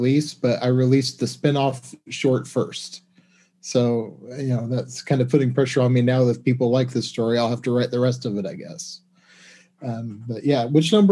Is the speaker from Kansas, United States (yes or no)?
yes; Kansas, United States; moved away as an adult; also born or lived in South Korea / China; now in Thailand; I'm from Kansas in the States